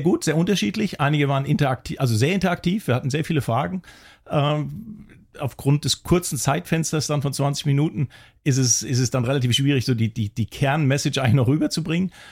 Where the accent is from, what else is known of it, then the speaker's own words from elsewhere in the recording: Kiel, Schleswig-Holstein, Germany; also born or lived in Hamburg; now in Wiesbaden, Germany; ich bin in Kiel geboren, habe sechs Jahre in Hamburg gelebt und habe dann als kleiner Junge noch für den HSV gespielt